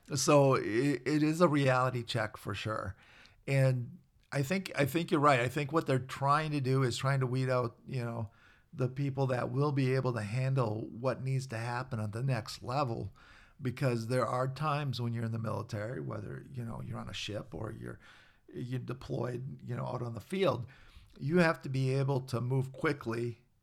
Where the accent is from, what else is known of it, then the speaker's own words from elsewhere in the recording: Minnesota, United States; I was a guy from Minnesota.